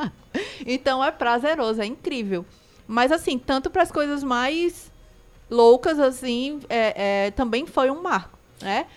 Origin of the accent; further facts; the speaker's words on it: Recife, Pernambuco, Brazil; now in Cariri, Brazil; Eu não sou daqui também, eu sou do Recife